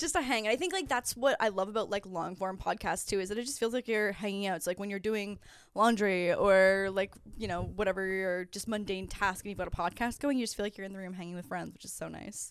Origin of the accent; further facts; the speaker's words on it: between Niagara Falls and Toronto, Ontario, Canada; moved away as an adult; now in Los Angeles, United States; I'm from actually just outside of Niagara Falls. So I'm between, my hometown is, like, between Niagara Falls and Toronto, and then I went to University of Toronto